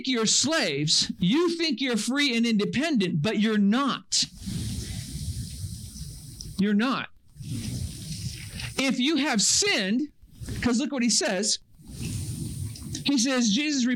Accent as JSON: {"language": "English", "region": "Northern California", "country": "United States", "tie": "born or raised there", "said": "I grew up in Northern California"}